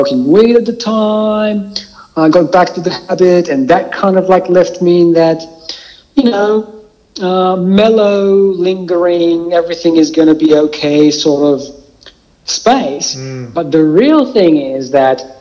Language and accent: English; Israel; moved away as an adult; now in Melbourne, Australia; I was born in Israel